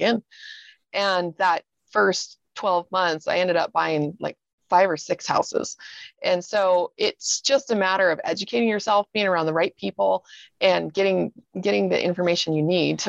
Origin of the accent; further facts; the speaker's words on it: Seattle, Washington, United States; moved away as an adult; also born or lived in Idaho / Austin, Texas; now in Salt Lake City, United States; I spent 20 years growing up in Seattle